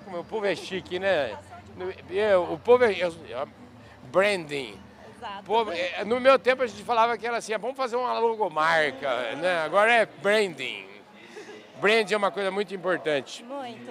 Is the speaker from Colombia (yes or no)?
yes; Bogotá, Colombia; Portuguese is a second language; moved away as an adult; now in Brazil; Bogotá, Colômbia.